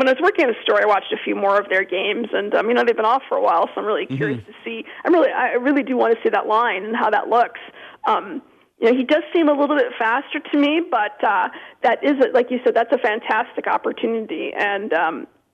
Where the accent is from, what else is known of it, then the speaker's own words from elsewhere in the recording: Minnesota, United States; I grew up in Minnesota